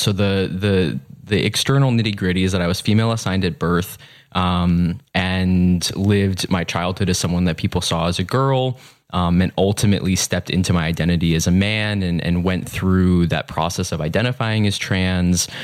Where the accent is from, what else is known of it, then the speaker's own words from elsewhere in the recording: suburban Massachusetts, United States; also born or lived in New York City, United States; I grew up um, partially in New York City. Mm-hmm. That was the first decade of my life, and mm-hmm. then in suburban Massachusetts.